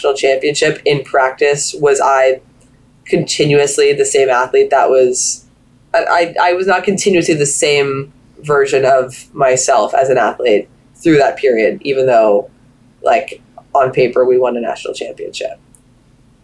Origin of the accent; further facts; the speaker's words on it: Florida, United States; We're from Florida. It snows there.